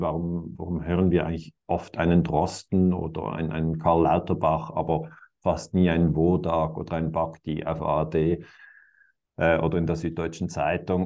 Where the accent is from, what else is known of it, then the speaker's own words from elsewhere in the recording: Switzerland; für mich als Schweizer